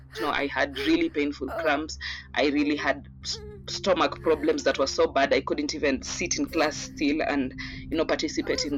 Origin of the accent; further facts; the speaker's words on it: Kenya; also born or lived in Mombasa / Nairobi / Taita; I was born in a city called Mombasa in Kenya, raised in partly Nairobi, Mombasa, and in bits and par- in parts and bits uh, in my hometown, which is Taita.